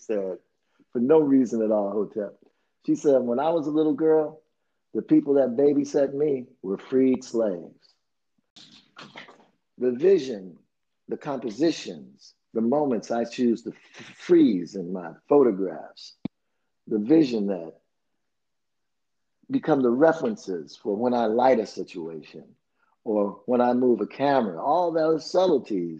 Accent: Chicago, Illinois, United States; moved away as an adult; also born or lived in Nashville, Tennessee; growing up in Chicago during that time

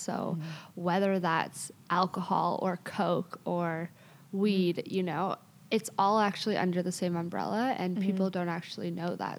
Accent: Toronto, Ontario, Canada; I grew up in Toronto

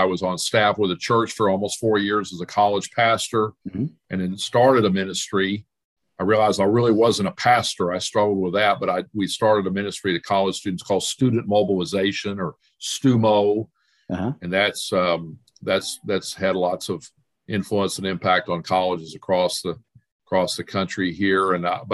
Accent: Dallas, Texas, United States; moved away as an adult; also born or lived in Arkansas; I was born in Dallas and grew up there

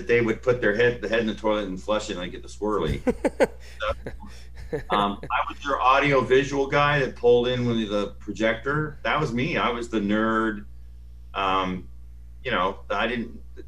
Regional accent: Phoenix, Arizona, United States; moved away; I grew up in Phoenix, Arizona

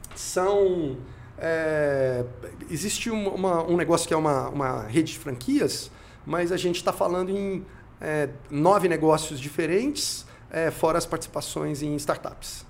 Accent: Goiânia, Goiás, Brazil; moved away as an adult; also born or lived in Minas Gerais / Geneva; now in Brasília, Brazil; eu não sou de Brasília, eu sou de Goiânia, na verdade eu sou mineiro de nascimento, goiano de criação e me considero candango brasiliense

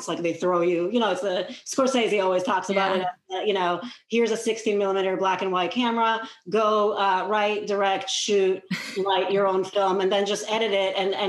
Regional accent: Israel; now in United States; I'm originally from Israel

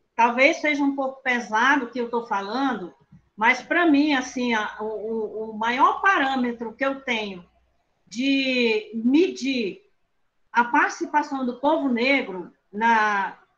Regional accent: Acre, Brazil; Eu nasci no Seringal, é um seringal de nome bem estranho, o seringal se chama Oco do Mundo, na colocação Esperança. Para quem é daqui do Acre

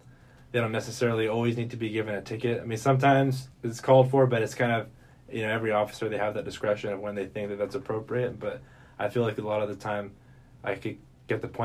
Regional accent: Santa Maria, California, United States; moved away as an adult; now in Lompoc, United States; I grew up in Santa Maria

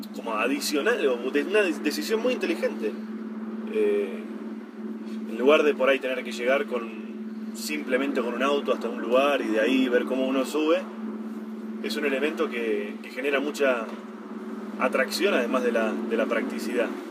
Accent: Argentina; nosotros tenemos la idea de que Argentina es un país muy desordenado, con mucha corrupción y demás

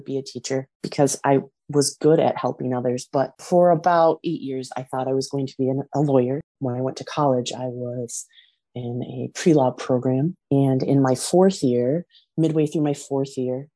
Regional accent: West Michigan, United States; I was born and raised in West Michigan

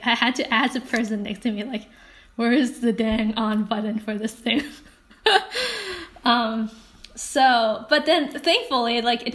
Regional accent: Hong Kong; moved away; also born or lived in Canada; I grew up in Hong Kong, and I had pretty typical Asian parents, Chinese parents

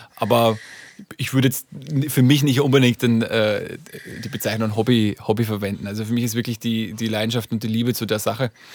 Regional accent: Upper Austria, Austria; now in Hamburg, Germany; vor allem in Oberösterreich, aus dem Bundesland, wo ich herkomme

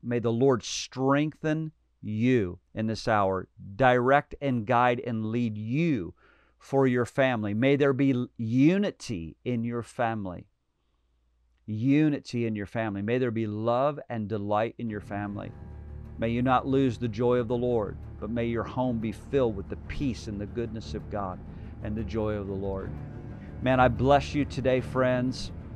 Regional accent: United States; I'm a Christian. I'm an American.

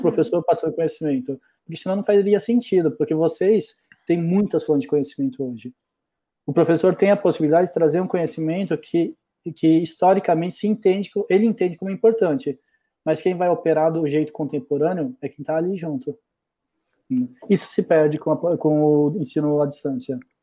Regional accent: Brazil; also born or lived in Germany / Londrina / Rio Claro / New Zealand; Eu não sou brasileiro, sou nascido na Alemanha, mas tampouco tenho pais alemães, meu pai é tcheco e minha mãe é brasileira. vivo no Brasil desde

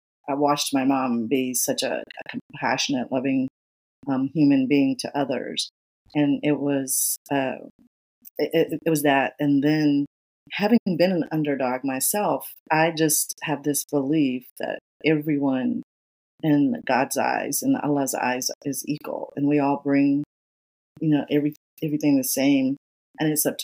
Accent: Atlanta, Georgia, United States; I grew up in Georgia, in Atlanta.

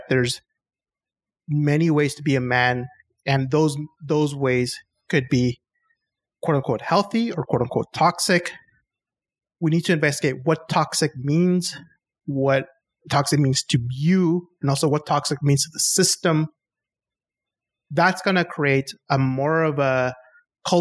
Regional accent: Chile; I'm from South America. I'm from Chile

